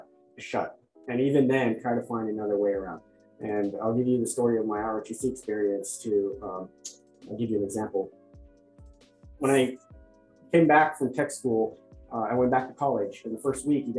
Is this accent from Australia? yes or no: no; Orange County, Southern California, United States; also born or lived in Bangladesh; I was born in Bangladesh. My family and I moved to Southern California when I was 8 and grew up in Orange County for the most part